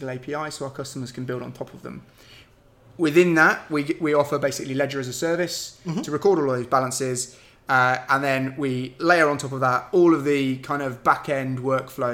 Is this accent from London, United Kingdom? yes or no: yes; London, United Kingdom; I am from London